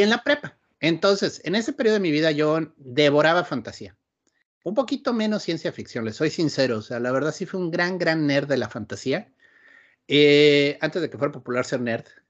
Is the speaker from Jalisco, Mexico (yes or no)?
no; Querétaro, Mexico; moved away as an adult; also born or lived in Mexico City; now in Ensenada, Mexico; Yo crecí en Querétaro propiamente. O sea, nací en la Ciudad de México